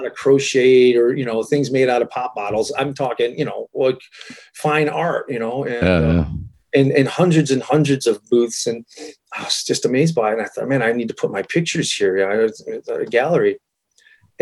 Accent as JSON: {"language": "English", "town": "Detroit", "region": "Michigan", "country": "United States", "also_born_or_lived": "Los Angeles / Vermont", "moved": "as an adult", "said": "I'm from Detroit"}